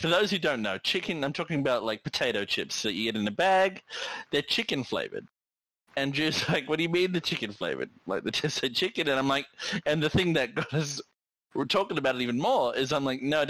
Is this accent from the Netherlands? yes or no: no; Australia; as an Australian